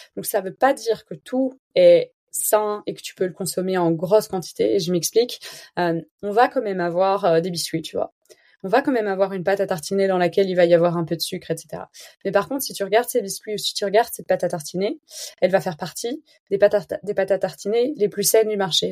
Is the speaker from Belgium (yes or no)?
yes; Belgium; je suis belge